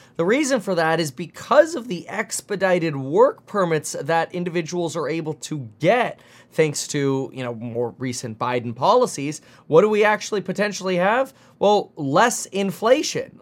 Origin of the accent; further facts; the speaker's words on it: Germany; now in United States; I'm from Germany